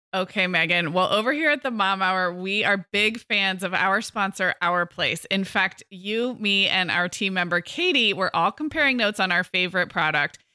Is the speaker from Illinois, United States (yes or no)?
no; Santa Barbara, California, United States; born or raised there; moved away; also born or lived in Montecito